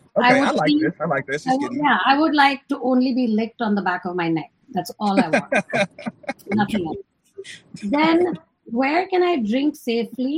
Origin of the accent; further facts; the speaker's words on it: Michigan, United States; I'm from Michigan, but I'm currently in San Francisco